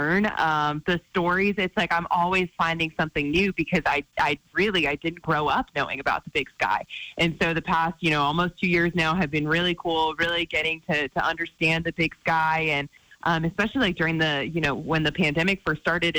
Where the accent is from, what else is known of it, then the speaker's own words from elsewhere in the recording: Miami, Florida, United States; moved away as an adult; now in Salt Lake City, United States; I'm from South Florida, okay, like Miami area, big city